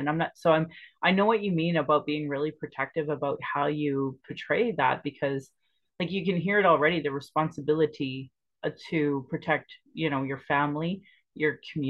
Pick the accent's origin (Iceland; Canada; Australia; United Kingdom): Canada; Sylvan Lake, Alberta; moved away; also born or lived in Calgary; And I remember growing up in Sylvan Lake, and Sylvan Lake's predominantly white. It was at least when I was growing up there.